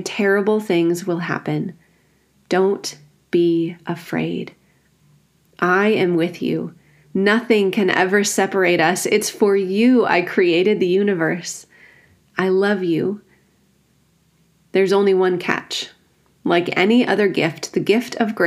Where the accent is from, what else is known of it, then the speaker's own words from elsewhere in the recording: rural Wisconsin, United States; I grew up in the Evangelical Free Church in rural Wisconsin